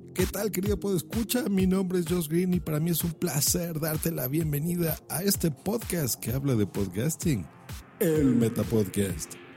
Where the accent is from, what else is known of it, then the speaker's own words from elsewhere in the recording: Mexico; aquí en mi país, en México